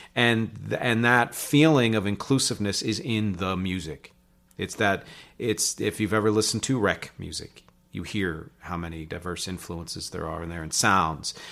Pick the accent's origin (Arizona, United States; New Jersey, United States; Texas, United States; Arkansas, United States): New Jersey, United States; just outside of Philly, in; also born or lived in Philadelphia, Pennsylvania; born in Philly, raised just outside of Philly, in New Jersey